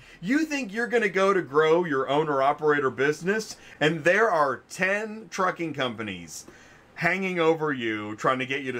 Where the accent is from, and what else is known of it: Georgia, United States